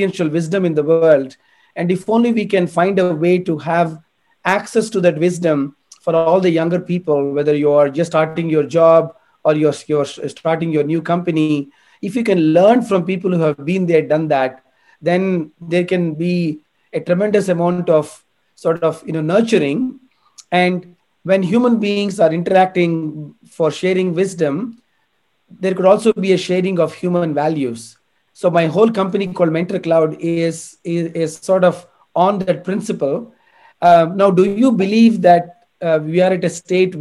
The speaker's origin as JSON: {"language": "English", "country": "India", "moved": "yes", "said": "I come from India"}